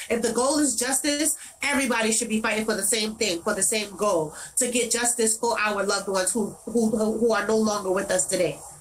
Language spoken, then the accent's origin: English; New York City, New York, United States; in Brownsville, where I'm from, I'm from Brownsville, 251 Mother Gaston between East New York and Liberty, right across the street from Howard Projects. That is my area. That is where I grew up